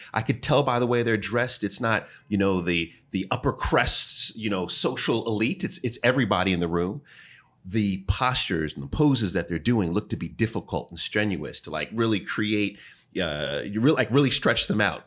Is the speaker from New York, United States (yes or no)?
yes; New York, United States; I'm from New York